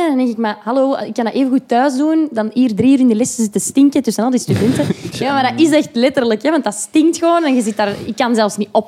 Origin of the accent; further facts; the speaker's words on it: Schilde, Flanders, Belgium; Ik ben opgegroeid in Schilden wel.